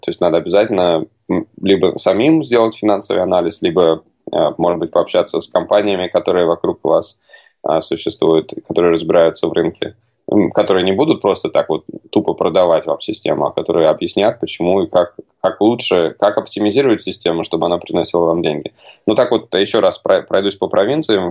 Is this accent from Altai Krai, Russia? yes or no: no; Moscow, Russia; moved away as an adult; also born or lived in United States; now in Canada; Я а, родом из Москвы